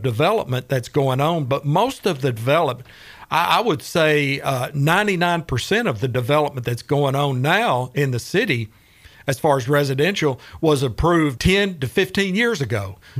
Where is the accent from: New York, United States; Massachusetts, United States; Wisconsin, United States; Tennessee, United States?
Tennessee, United States; Chattanooga; moved away as an adult; We moved here in 1989 from Chattanooga, where I was raised. Mm. My father was a minister, and so I went to school in Chattanooga and got my college degree at University of Tennessee at Chattanooga.